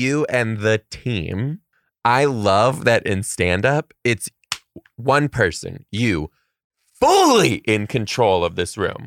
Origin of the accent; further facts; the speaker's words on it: Detroit, Michigan, United States; moved away; I'm from Detroit